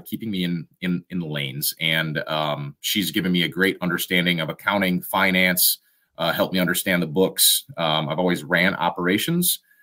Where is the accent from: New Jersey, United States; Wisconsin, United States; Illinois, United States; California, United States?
Wisconsin, United States; we're from Wisconsin.